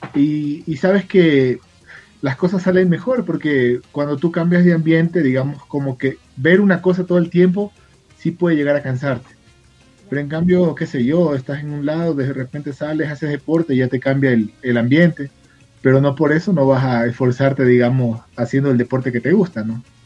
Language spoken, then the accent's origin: Spanish; Guayaquil, Guayas, Ecuador; now in Quito, Ecuador; Yo soy guayaquileño, soy de la ciudad de Guayaquil, pero vivo en la capital.